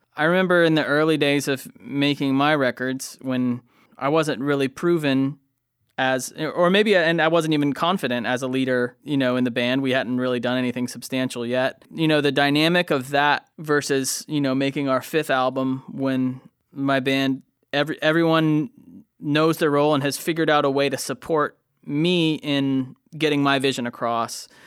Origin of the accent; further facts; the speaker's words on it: Lakeland, Florida, United States; I settled down in my hometown, Lakeland, Florida.